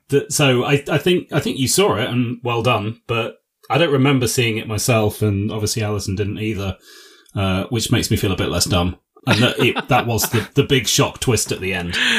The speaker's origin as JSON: {"language": "English", "region": "England", "country": "United Kingdom", "said": "That's how we say it in England"}